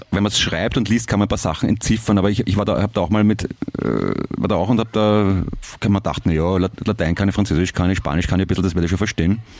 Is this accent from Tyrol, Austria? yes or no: no; Vienna, Austria; Äh, Alter, ich bin ein Wiener, das klingt gleich für uns.